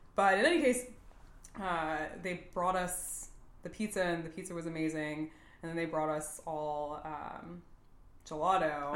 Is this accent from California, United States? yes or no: no; Texas, United States; moved away; I'm from Texas